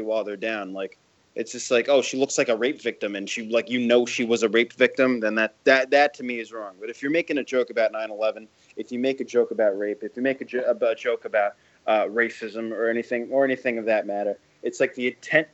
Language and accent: English; New York, United States; I'm from New York. I was born and raised here